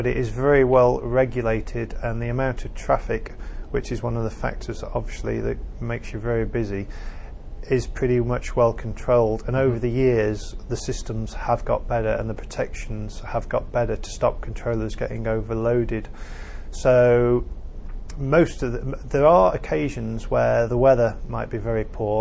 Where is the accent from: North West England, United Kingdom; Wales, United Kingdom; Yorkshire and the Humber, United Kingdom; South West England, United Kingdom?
North West England, United Kingdom; Bolton; also born or lived in Cardiff; I'm fairly local. I come from Bolton. So it's my home area